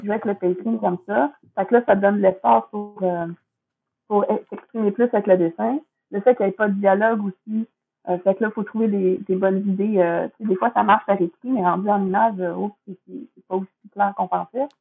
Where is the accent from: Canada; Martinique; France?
Canada; Quebec; c'est quand même ma ville, hum, ma culture. Je suis québécoise, mes, grands-parents parlaient de même